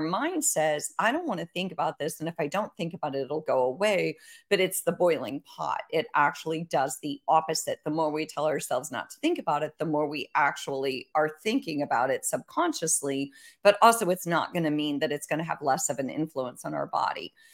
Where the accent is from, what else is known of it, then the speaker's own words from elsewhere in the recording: Iowa, United States; I grew up in Iowa